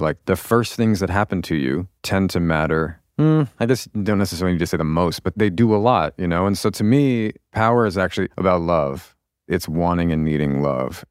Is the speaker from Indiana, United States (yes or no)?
no; outside of Seattle, Washington, United States; also born or lived in Baltimore, Maryland / Virginia; I lived in Virginia until I was about, what, seven or eight? I guess probably eight, and then Seattle.